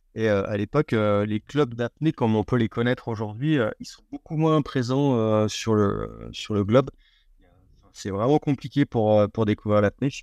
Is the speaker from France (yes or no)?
yes; France; en tant que Français